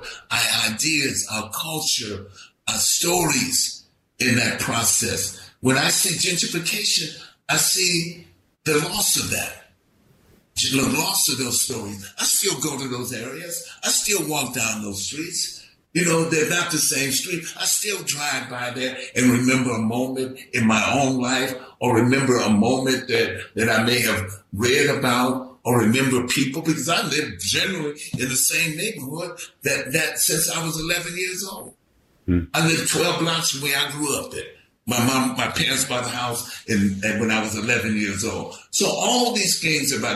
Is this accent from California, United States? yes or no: yes; San Francisco, California, United States; I grew up in the Western Addition